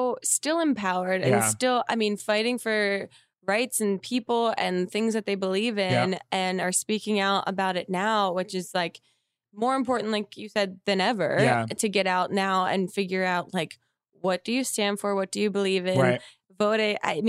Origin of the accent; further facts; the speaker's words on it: New Jersey, United States; moved away; I'm from Jersey.